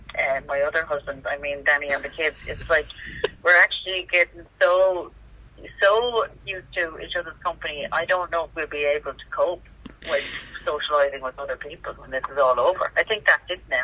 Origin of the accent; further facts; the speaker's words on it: Roscommon, Connacht, Ireland; I'm from Roscommon